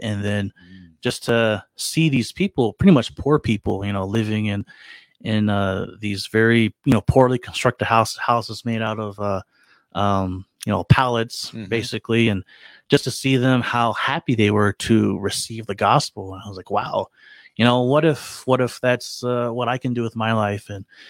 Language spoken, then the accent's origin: English; Owensboro, Kentucky, United States; moved away as an adult; also born or lived in San Francisco, California / Philippines; So I was born in San Francisco, and then we moved to Kentucky, Western Kentucky in Owensboro. So that's where I was pretty much raised and grew up for most of my life.